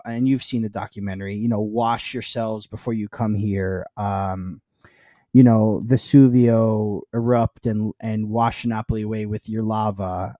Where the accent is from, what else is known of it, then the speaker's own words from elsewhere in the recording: New York, United States; also born or lived in Naples, Italy (father's birthplace); We're from New York